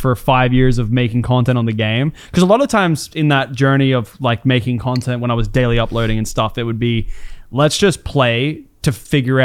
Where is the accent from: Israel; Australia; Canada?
Australia